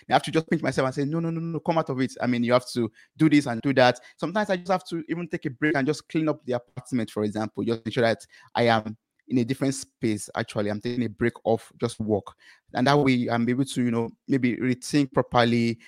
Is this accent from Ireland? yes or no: no; Nigeria; moved away as an adult; I come from Nigeria